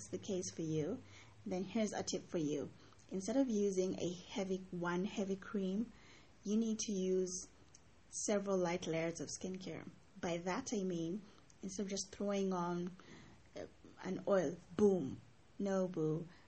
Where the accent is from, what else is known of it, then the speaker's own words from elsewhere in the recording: Mombasa, Mombasa County, Kenya; I grew up in Mombasa